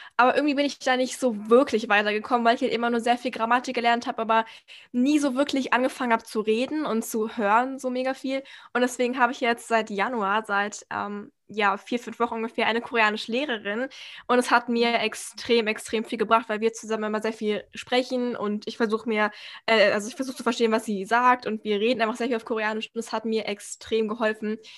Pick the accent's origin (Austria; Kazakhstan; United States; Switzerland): Austria; ich bin halt Österreicherin so komplett